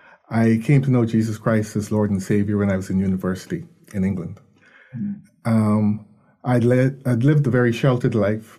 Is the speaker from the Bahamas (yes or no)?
yes; Nassau, New Providence, Bahamas; I was born in Nassau